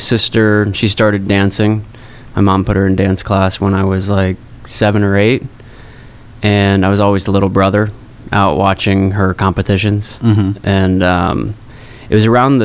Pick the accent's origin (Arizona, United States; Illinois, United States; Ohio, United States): Arizona, United States; now in New York, United States; I grew up in Arizona, so you know, the cool thing definitely wasn't to be a dancer